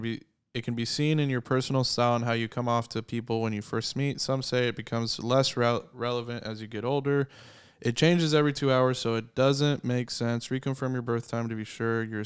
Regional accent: Guymon, Oklahoma, United States; I was born in Guymon, Oklahoma

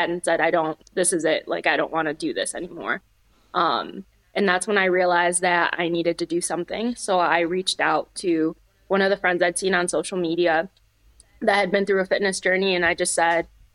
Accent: Michigan, United States; moved away as an adult; also born or lived in Upper Peninsula, Michigan; now in Northwest Indiana, United States; I grew up in Michigan and I moved to the Upper Peninsula for college

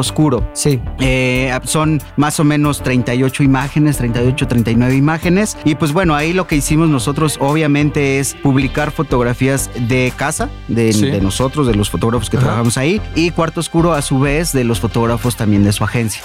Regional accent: Mexico; como buenos mexicanos

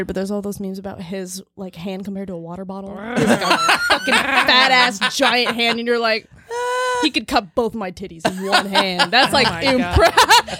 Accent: Florida, United States; now in Hampton Roads, Virginia, United States; Actually, not local. I'm from Florida.

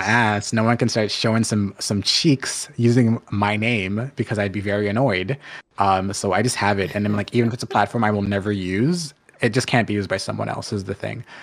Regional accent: Canada; also born or lived in Jamaica (ancestry); I'm Jamaican, but I'm first generation Canadian

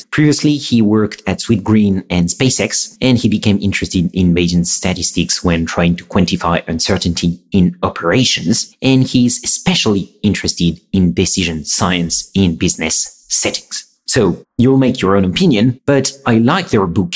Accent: France; accent: French; my soothing French accent

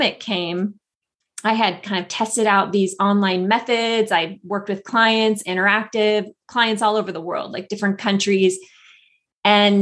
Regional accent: a small town in Northern California, United States; moved away as an adult; also born or lived in Los Angeles; moved from Los Angeles to a small town in Northern California where my family lived, my hometown

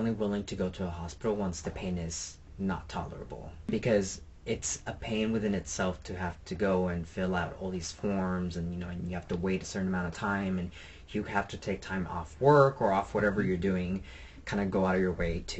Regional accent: United States; as an American, I mean, we're all Americans here, but as someone who grew up in America

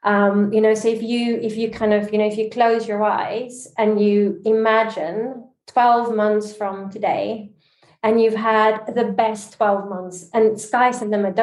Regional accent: South Africa; also born or lived in Dubai, United Arab Emirates / Barcelona, Spain / Geneva, Switzerland; now in Canary Islands, Spain; I'm South African

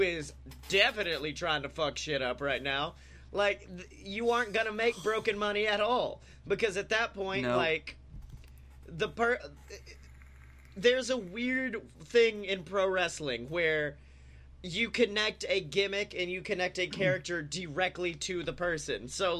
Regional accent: Nashville, Tennessee, United States; I'm from Nashville, so I'm around music

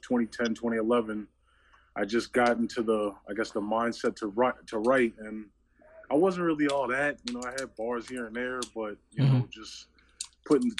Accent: New York City, New York, United States; moved away; I'm originally from New York City

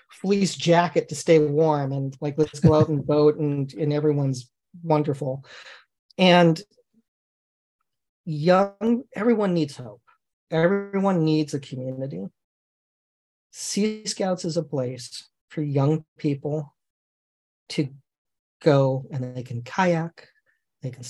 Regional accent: Redwood City, California, United States; And I, I grew up on the Griffin in Redwood City.

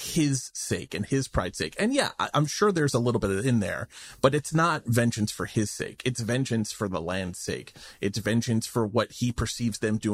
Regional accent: New York, United States; someone who lives in New York, and I grew up in New York in the 80s

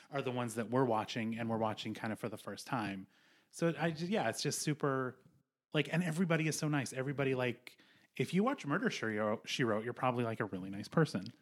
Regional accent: Montana, United States; I grew up in Montana

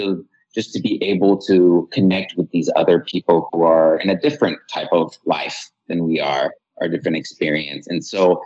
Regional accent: Iran; moved away; I'm from Iran

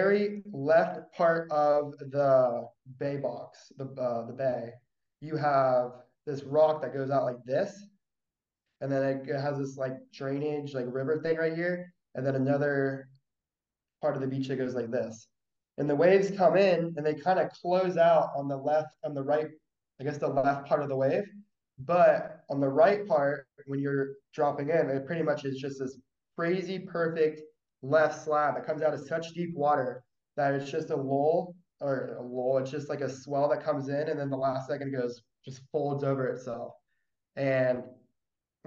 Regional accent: St. Augustine, Florida, United States; moved away as an adult; also born or lived in Fort Lauderdale, Florida; now in Peniche, Portugal; I was born and raised in St. Augustine, Florida, which is like an hour south of Jacksonville

